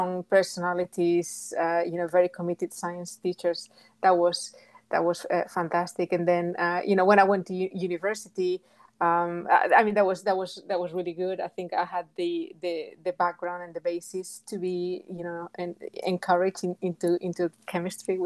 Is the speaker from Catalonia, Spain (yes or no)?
no; Galicia, Spain; English is a second language; moved away as an adult; also born or lived in England / United States; I come from Galicia, which is in the northwest of Spain.